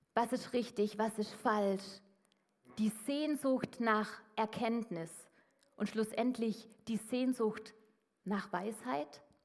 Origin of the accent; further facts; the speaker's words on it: Swabia, Baden-Württemberg, Germany; als Schwabe